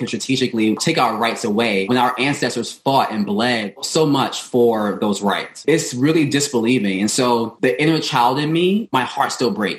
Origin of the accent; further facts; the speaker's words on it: New York City, New York, United States; when I went out to in my community, it was mainly us Black people. In Bed-Stuy, it was predominantly Black neighborhood